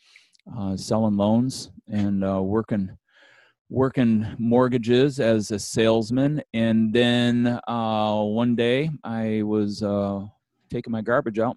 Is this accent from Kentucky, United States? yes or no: no; Bad Axe, Michigan, United States; moved away as an adult; also born or lived in Ankeny, Iowa; I was born and raised in Michigan, and I did want to say Bad Axe.